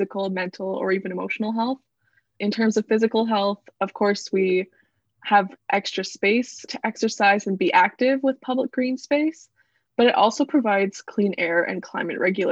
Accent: Vancouver Island, British Columbia, Canada; moved away as an adult; now in Toronto, Canada; I am from Vancouver Island, which is a small island off the coast of BC

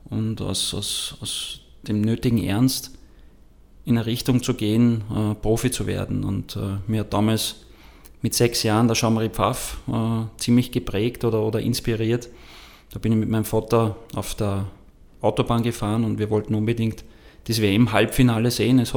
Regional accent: Wels, Upper Austria, Austria; born there; ich bin geboren in Wels, habe begonnen bei Eintracht Wels als Torwart

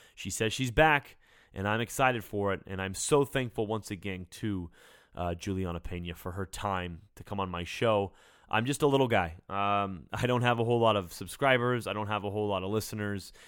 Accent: Sacramento, California, United States; in Sacramento, California, my hometown

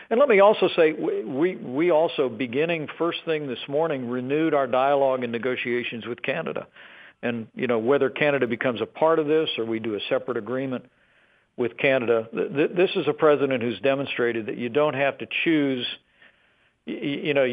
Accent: Indiana, United States; so important to my home state of Indiana

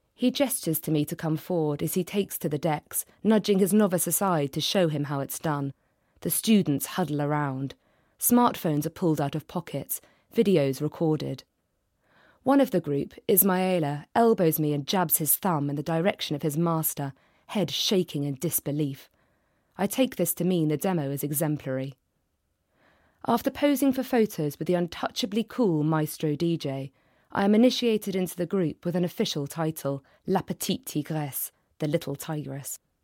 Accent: London, United Kingdom; I'm from London

